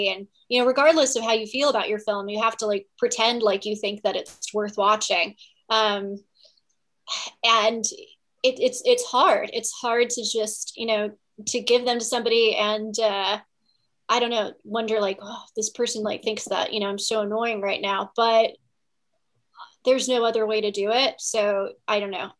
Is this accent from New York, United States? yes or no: no; Virginia, United States; I grew up in Virginia